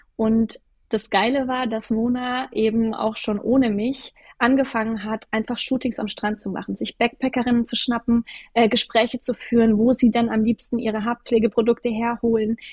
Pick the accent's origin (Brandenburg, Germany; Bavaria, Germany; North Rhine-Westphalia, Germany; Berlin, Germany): Bavaria, Germany; Würzburg; moved away as an adult; also born or lived in Munich; Ich wollte aber aus Würzburg, aus meinem Heimatort raus